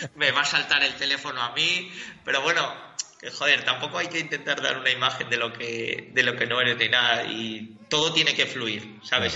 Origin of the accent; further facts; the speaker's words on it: Gijón, Asturias, Spain; Soy un chaval de Gijón